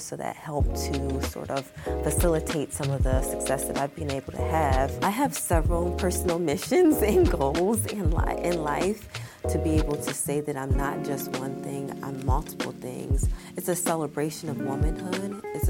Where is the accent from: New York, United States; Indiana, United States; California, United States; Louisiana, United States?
New York, United States; Syracuse; I grew up in Syracuse, New York, and I grew up on the south side of Syracuse, but it is a lower class neighborhood.